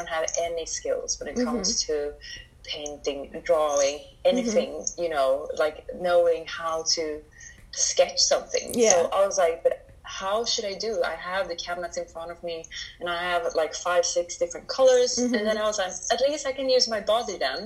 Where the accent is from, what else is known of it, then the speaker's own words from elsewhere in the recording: Sweden; I'm brought up in Sweden